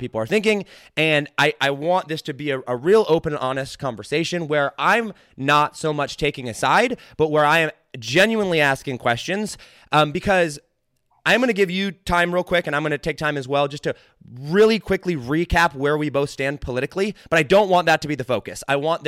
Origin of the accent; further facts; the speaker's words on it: United States; I'm about as American as they come.